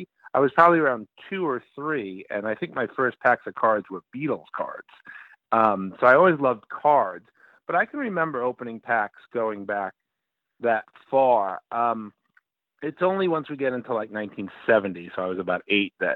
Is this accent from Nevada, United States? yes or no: no; New York City, New York, United States; now in Cooperstown, United States; I grew up in Brooklyn in the 60s, early 70s.